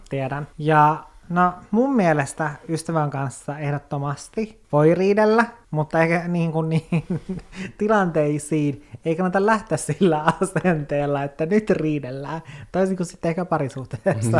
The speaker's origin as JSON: {"language": "Finnish", "town": "Oulu", "region": "North Ostrobothnia", "country": "Finland", "moved": "as an adult", "lives_now": "Helsinki, Finland", "said": "silloin kun mä olin 18 ja muutin Oulusta"}